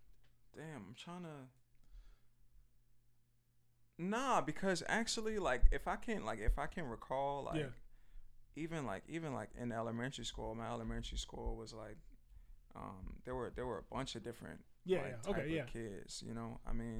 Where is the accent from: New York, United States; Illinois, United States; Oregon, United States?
New York, United States; New York City; growing up in New York